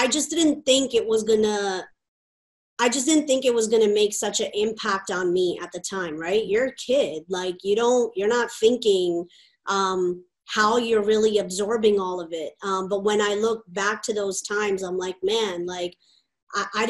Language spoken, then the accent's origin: English; United States; I'm American, right. You know, and I grew up in America